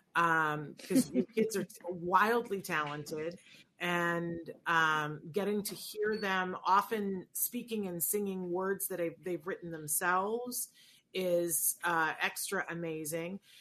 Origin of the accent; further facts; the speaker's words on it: Saratoga Springs, New York, United States; also born or lived in Puerto Rico; I grew up in Saratoga, New York, and I didn't understand that it was a little bit different than every place else